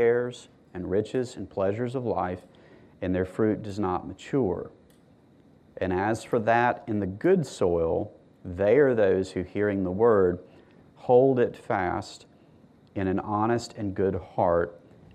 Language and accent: English; Mississippi, United States; I'm from Mississippi.